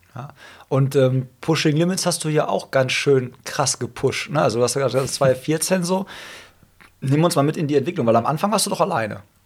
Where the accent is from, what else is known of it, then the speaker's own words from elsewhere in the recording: Hagen, North Rhine-Westphalia, Germany; in meiner Heimatstadt Hagen